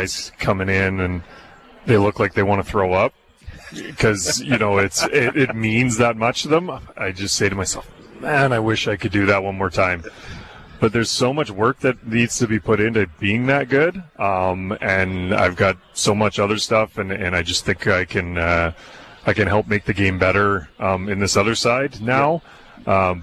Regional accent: Brandon, Manitoba, Canada; I grew up in Brandon

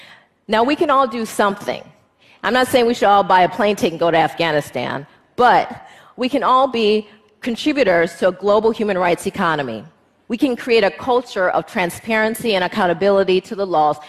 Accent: United States; Me as an American female lawyer

